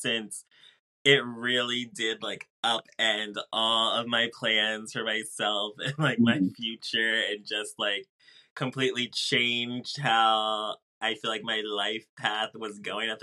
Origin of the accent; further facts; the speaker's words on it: Kennett Square, Pennsylvania, United States; I'm from the suburbs. I'm from Kennett Square, Pennsylvania.